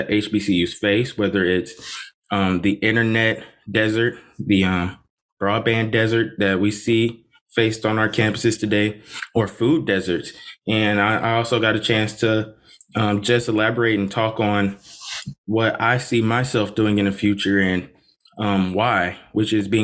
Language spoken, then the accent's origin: English; Cleveland, Ohio, United States; also born or lived in Huntsville, Alabama; I'm currently from Cleveland, Ohio